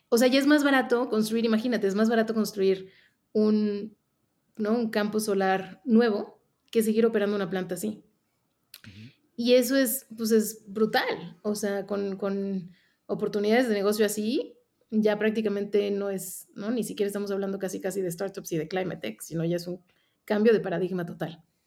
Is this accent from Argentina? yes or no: no; Mexico; also born or lived in Mexico City; yo soy mexicana y yo estoy basada aquí en la Ciudad de México